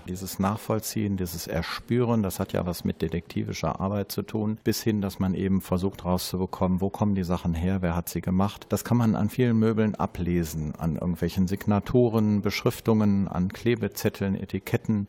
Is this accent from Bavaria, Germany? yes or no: no; Krefeld, North Rhine-Westphalia, Germany; Zudem komme ich aus diesem Viertel. Ich bin gebürtiger Krefelder in der dritten Generation